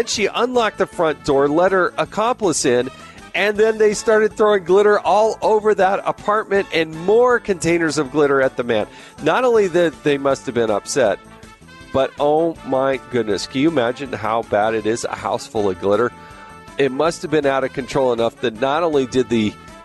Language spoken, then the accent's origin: English; Arizona, United States; moved away; I actually went to grade school and high school there